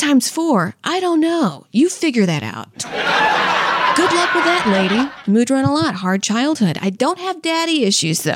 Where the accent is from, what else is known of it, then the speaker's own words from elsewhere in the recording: Louisiana, United States; I was from Louisiana